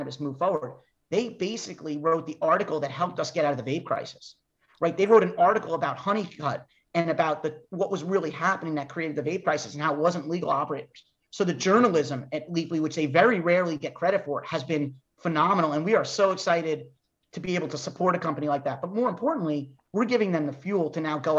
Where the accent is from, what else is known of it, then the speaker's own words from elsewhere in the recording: New York, United States; I'm a New Yorker